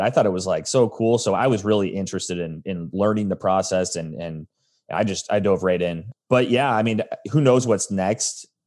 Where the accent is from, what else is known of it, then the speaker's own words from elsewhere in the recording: Arizona, United States; also born or lived in Chicago, Illinois; I was born in Chicago, but grew up in Arizona